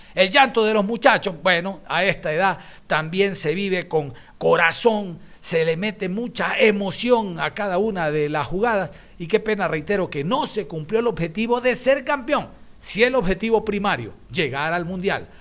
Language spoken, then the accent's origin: Spanish; Ecuador